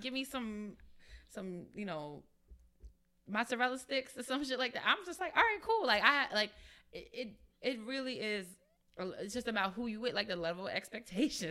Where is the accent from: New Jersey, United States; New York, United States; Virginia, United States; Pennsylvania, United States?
New York, United States; I'm from New York